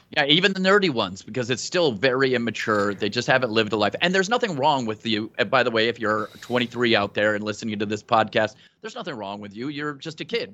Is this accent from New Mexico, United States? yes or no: yes; New Mexico, United States; I'm from New Mexico and my accent is very weird